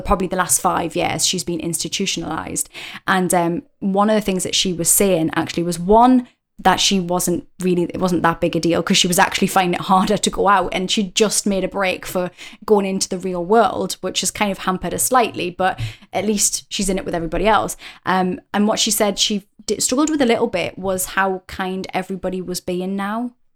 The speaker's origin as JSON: {"language": "English", "country": "United Kingdom", "said": "as a British person"}